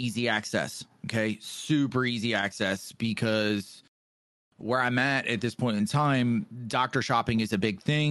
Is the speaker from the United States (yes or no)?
yes; Baltimore, Maryland, United States; there was a lot of drugs where I grew up in Baltimore